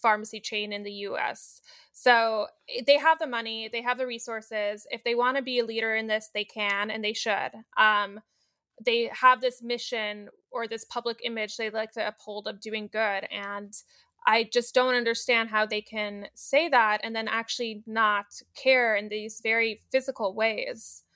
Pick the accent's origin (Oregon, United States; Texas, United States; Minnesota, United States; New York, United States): New York, United States; New York City; I grew up in New York City